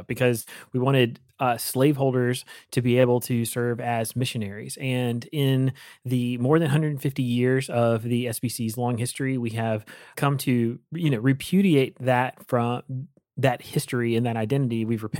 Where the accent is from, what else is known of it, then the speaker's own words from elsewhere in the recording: North Carolina, United States; So I grew up in North Carolina and have spent a ton of time in South Carolina.